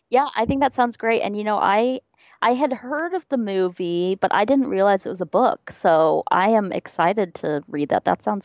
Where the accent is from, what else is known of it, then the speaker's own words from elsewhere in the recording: Midwest, United States; I'm from the Midwest, so I completely, yeah, I relate to the Louisville folks.